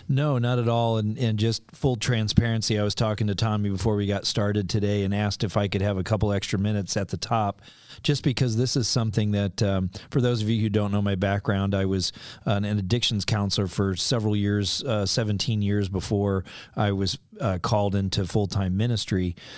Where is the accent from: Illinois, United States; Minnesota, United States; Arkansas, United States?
Illinois, United States; We're from Illinois. We're living in central Illinois.